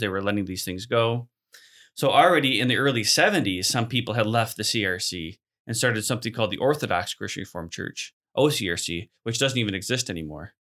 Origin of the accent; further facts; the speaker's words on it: Chicago, Illinois, United States; moved away as an adult; also born or lived in Abbotsford, BC; now in Hamilton, Canada; I grew up in the Christian-formed church as well in South Chicago area